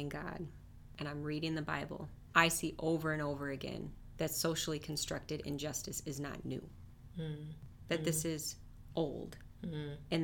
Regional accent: Minneapolis, Minnesota, United States; also born or lived in Detroit, Michigan; I was born in West Detroit, lived there until I was 5, and then my family moved for work to the Minneapolis area.

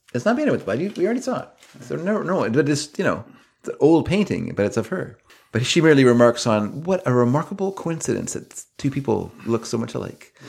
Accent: Canada; I'm Canadian

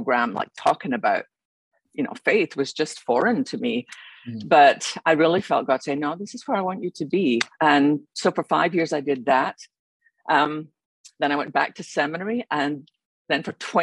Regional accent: Scotland, United Kingdom; moved away as an adult; also born or lived in London; I grew up in Scotland, as you can probably tell by my accent.

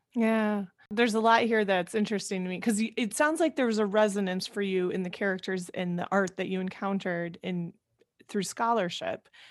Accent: Iowa, United States; now in Chicago, United States; I live in Chicago now, I grew up in Iowa

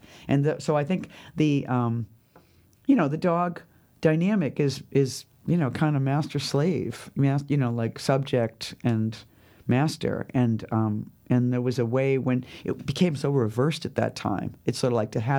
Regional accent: New York, United States; And also I was lonely from my home. I was lonely from New York.

